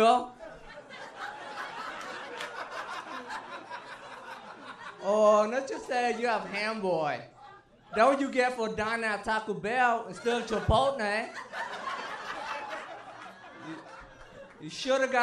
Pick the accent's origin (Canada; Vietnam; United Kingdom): Vietnam; English is a second language; now in Texas, United States; I'm from Vietnam